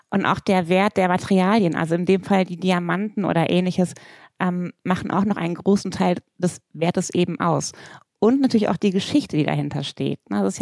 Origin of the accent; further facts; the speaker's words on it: Bornheim, North Rhine-Westphalia, Germany; Das ist meine richtige Heimat.